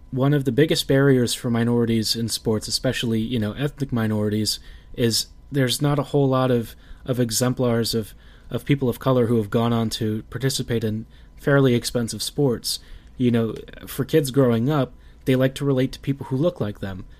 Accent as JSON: {"language": "English", "town": "Baltimore", "region": "Maryland", "country": "United States", "tie": "born or raised there", "said": "my hometown, Baltimore"}